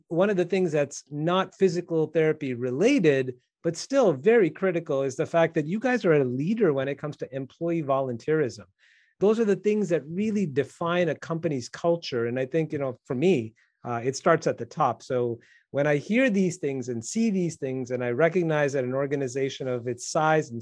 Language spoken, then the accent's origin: English; Midwest, United States; being a Midwesterner myself